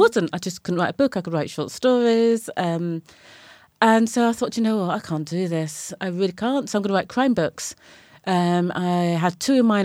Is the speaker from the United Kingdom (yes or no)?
yes; Brighton, South East England, United Kingdom; moved away as an adult; now in London, United Kingdom; I was born in Brighton and Sussex and kind of came to London in my late twenties